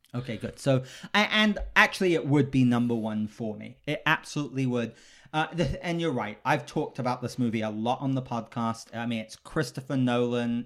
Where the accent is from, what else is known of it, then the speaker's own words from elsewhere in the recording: United Kingdom; I'm British, so I grew up